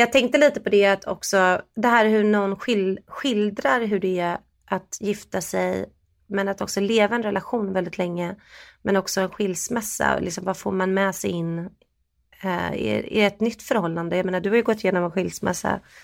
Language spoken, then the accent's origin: Swedish; Sweden; vi är från Sverige